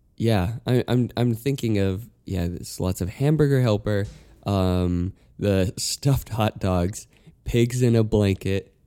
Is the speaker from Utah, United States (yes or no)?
yes; Utah, United States; growing up in Utah